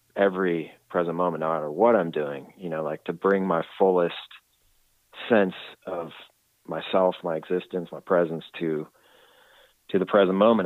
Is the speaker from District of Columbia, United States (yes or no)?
yes; Washington, District of Columbia, United States; now in California, United States; I'm from Washington D.C. area, and I, I moved to California.